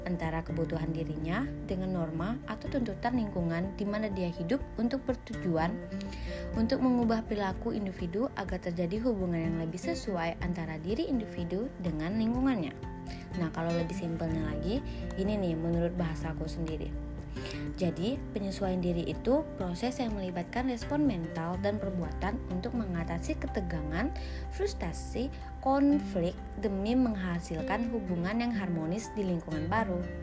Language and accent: Indonesian; Kalimantan, Indonesia; now in Bandung, Indonesia; aku dari Kalimantan yang otomatis lingkungannya hampir 100% berbeda dengan lingkungan Bandung dimana lingkungan Kalimantan itu orangnya agak-agak kasar ya ngomong aja agak-agak keras gitu